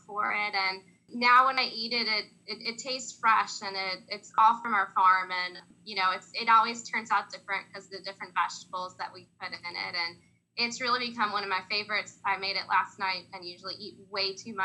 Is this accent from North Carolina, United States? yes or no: yes; Union County, North Carolina, United States; moved away as an adult; also born or lived in Raleigh / Greensboro; I was born and raised in Union County